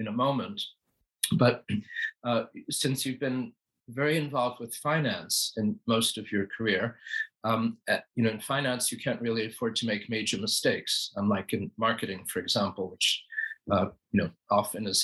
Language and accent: English; Philadelphia, Pennsylvania, United States; I grew up in Philadelphia, but my parents moved us to a small town about 40 miles outside of Philadelphia when I was in 11th grade